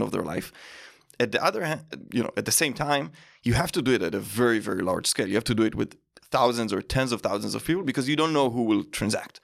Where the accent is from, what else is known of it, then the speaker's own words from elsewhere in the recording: Israel; moved away; grew up in Israel